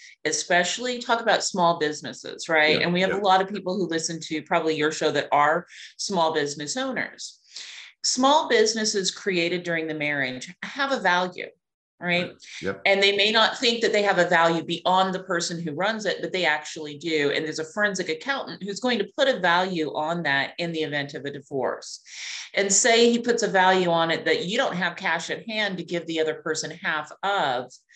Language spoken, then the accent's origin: English; Clovis, New Mexico, United States; moved away as an adult; now in Atlanta, United States; Clovis, New Mexico is where I was born